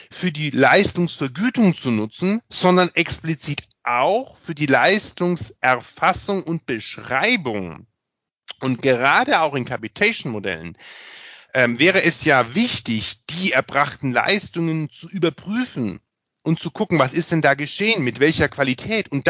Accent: Bavaria, Germany; alleine schon als Bayer äh, und äh, als Vertreter des Föderalismus

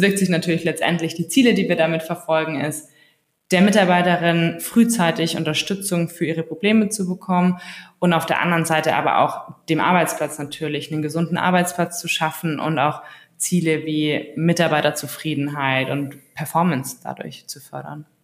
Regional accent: Allgäu, Bavaria, Germany; now in Berlin, Germany; Ich komme ursprünglich aus dem Allgäu, also ganz aus dem Süden, relativ ländlich aufgewachsen, kleines Dorf.

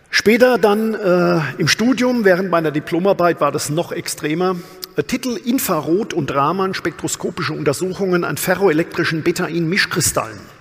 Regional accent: Amorbach, Bavaria, Germany; Ich bin ja tatsächlich auf dem Land groß geworden, aus dem bayerischen Odenwald, aus Amorbach

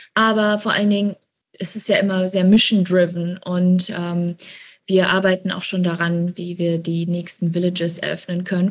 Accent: Germany; moved away as an adult; now in Bali, Indonesia; wir sind auch alle Deutsche, also alle sind aus Deutschland hergeflogen

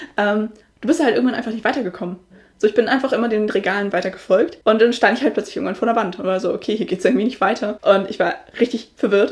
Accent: Northern Germany, Germany; Ich komme halt aus Norddeutschland und ich bin hier auch aufgewachsen und alles

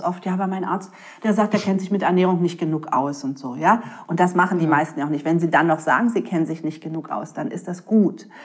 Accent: Berlin, Germany; ich bin ein Berliner Junkfood-Mädchen mit Currywurst und Pommes

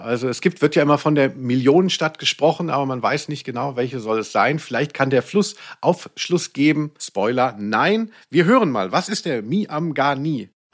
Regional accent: Central Germany, Germany; Ich komme aus der Mitte von Deutschland

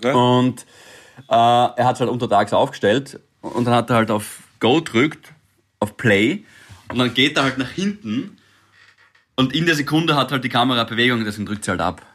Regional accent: Styria, Austria; als Steirer

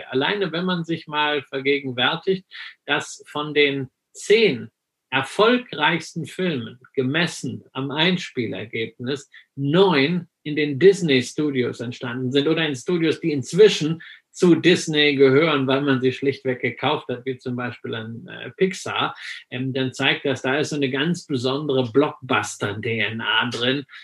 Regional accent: West Germany, Germany; weil ich bin ja im Westen groß geworden, ja, wir hatten ja nichts

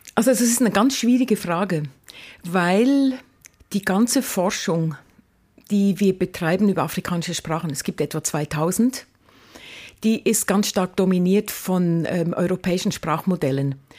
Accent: Lucerne, Switzerland; moved away as an adult; also born or lived in Mombasa, Kenya / Cologne / Hamburg / Leipzig; now in Karlsruhe, Germany; ich bin in einem kleinen Häuschen aufgewachsen in der Stadt Luzern mit fünf Geschwistern

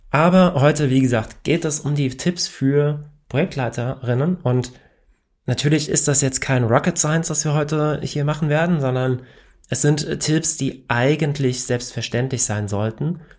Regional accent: Hesse, Germany; accent: Hessian; ich komme aus Hessen und ja, wir haben hier manchmal eine etwas andere Sprachkultur und ich versuche ja normalerweise nicht im Dialekt zu reden

